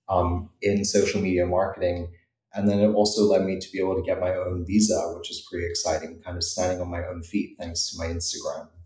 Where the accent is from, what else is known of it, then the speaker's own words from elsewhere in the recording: New Zealand; also born or lived in Europe; for someone who had grown up in Europe and I'm from New Zealand originally.